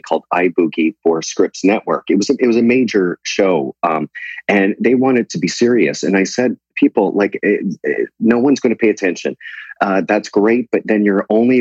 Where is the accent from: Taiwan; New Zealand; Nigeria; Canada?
Canada; moved away as an adult; now in United States; I am dual. Canada recognized that.